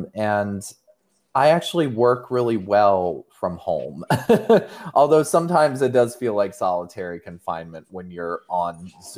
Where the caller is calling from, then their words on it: Seattle, Washington, United States; I'm calling in from Seattle, Washington right now.